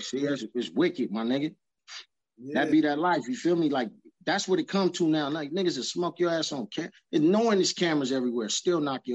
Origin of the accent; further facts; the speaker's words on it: Los Angeles, California, United States; also born or lived in Galveston, Texas / Beaumont, Texas; I've been in there in Cali. We moved straight to East L.A. And it was cracking from there, you know what I'm saying? So I come from, nigga, marbles in the dirt, all that shit, you know what I'm saying? I had an accent.